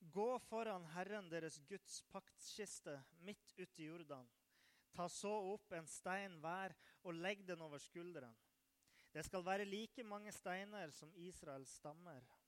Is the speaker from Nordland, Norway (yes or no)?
yes; Nordland, Norway; moved away; Jeg kommer fra Nordland